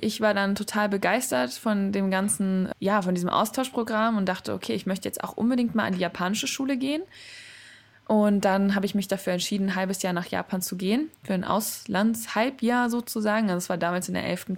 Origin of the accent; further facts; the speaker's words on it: Germany; ich bin in Deutschland aufgewachsen mit einer japanischen Mutter und einem deutschen Vater